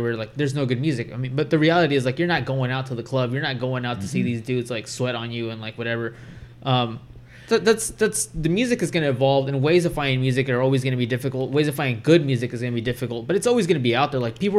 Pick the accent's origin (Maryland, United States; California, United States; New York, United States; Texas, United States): California, United States; Bakersfield; grew up in Bakersfield. Bakersfield just had Crab.